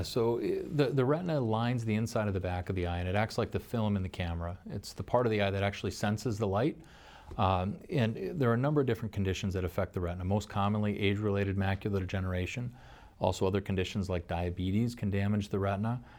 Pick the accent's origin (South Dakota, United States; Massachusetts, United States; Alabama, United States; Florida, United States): South Dakota, United States; Pierre; also born and raised in South Dakota. Uh, grew up in Pure